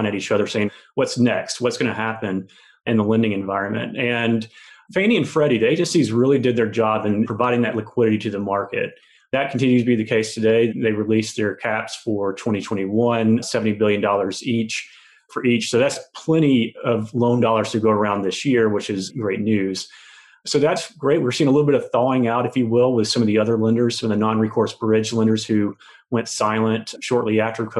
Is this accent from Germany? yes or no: no; Georgia, United States; also born or lived in Birmingham, Alabama; now in Atlanta, United States; Born and raised in Georgia, South, Middle, and North Georgia.